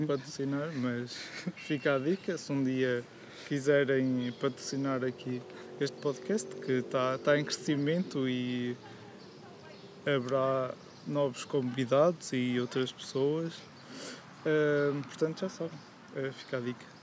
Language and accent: Portuguese; Portugal; eu, eu sou português